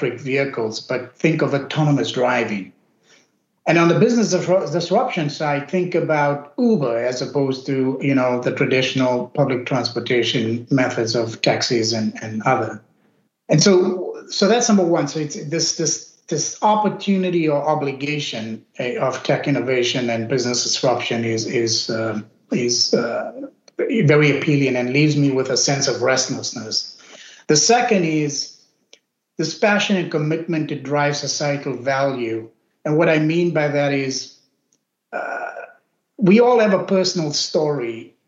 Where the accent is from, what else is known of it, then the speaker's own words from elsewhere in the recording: South Africa; moved away as an adult; now in United States; My origin is I grew up in South Africa of Indian origin. Immigrated to the U.S. over 2 decades ago